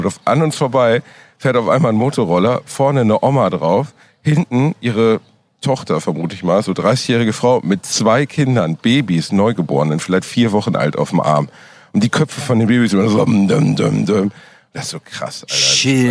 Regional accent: Germany; als Deutscher

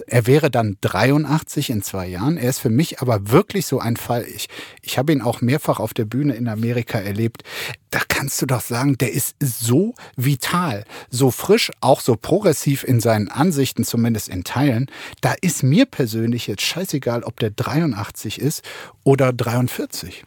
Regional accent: Brandenburg, Germany; bei uns in Brandenburg

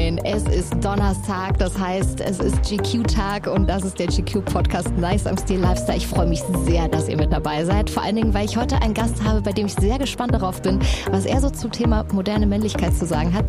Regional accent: Hamburg, Germany; in meiner Heimatstadt

